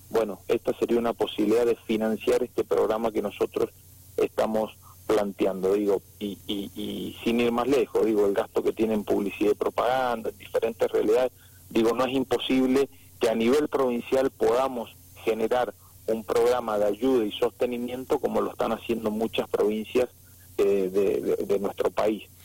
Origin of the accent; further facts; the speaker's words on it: San Rafael, Mendoza, Argentina; quienes somos de San Rafael